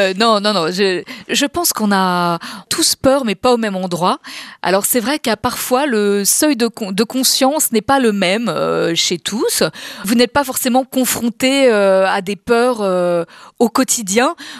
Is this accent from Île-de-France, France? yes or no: yes; Paris, Île-de-France, France; je suis une vraie Parisienne.